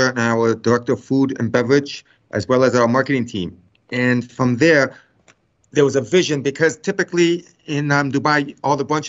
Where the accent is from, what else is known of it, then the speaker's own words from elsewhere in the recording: Canada; I was born in Canada, but my family, we are Macedonian Greek heritage